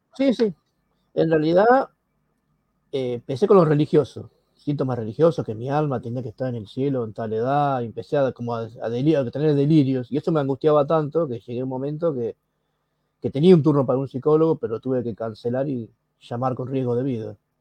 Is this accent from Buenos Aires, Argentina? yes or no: yes; Buenos Aires, Argentina; soy de Argentina, Buenos Aires